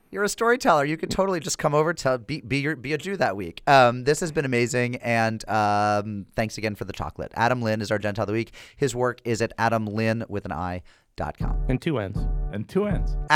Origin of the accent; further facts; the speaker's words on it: United Kingdom; now in Vilnius, Lithuania; I'm a city councilor in Vilnius. I'm British, the first elected foreigner in Lithuania